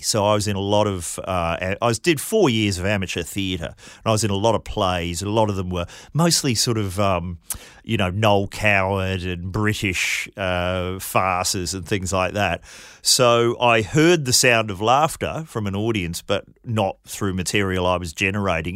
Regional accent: New Zealand; I grew up in New Zealand

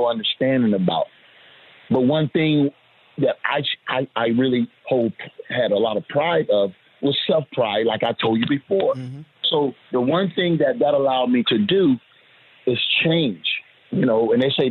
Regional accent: Orlando, Florida, United States; I'm from the Magic City of Orlando, Florida

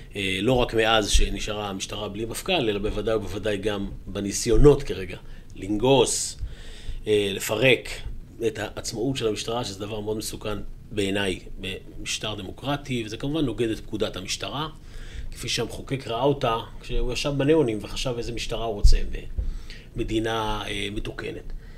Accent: Jerusalem, Jerusalem District, Israel; also born or lived in Kiryat Arba; גם אני יליד ירושלים וגדלתי בירושלים.

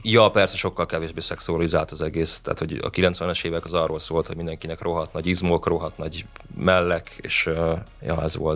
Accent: Budapest, Hungary; én budapesti vagyok

